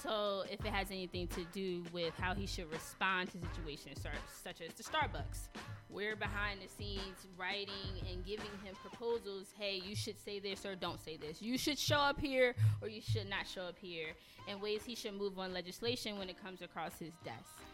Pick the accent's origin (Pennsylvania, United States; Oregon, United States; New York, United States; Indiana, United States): Pennsylvania, United States; Philadelphia; also born or lived in Atlanta, Georgia